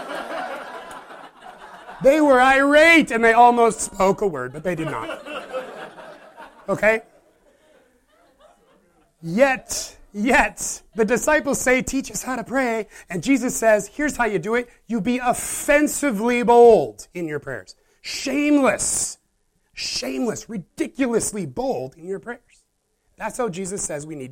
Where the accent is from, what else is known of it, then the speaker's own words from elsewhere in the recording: Midwest, United States; I was raised in the Midwest